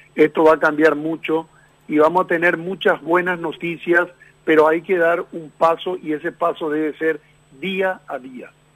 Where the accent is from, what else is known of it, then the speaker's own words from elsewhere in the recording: Paraguay; soy paraguayo